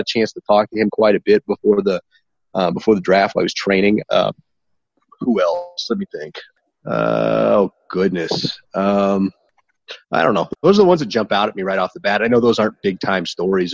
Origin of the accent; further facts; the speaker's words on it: Arkansas, United States; also born or lived in St. Louis, Missouri / Tennessee / Kansas City; now in Denver, United States; I was born in St. Louis, which is actually the Midwest, but Tennessee, just outside of Nashville, just south of Nashville, and then Arkansas, most of it